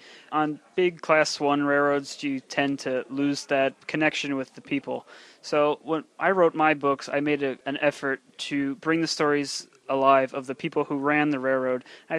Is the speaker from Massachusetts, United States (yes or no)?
no; New Jersey, United States; I saw all the abandoned tracks in my hometown and got curious.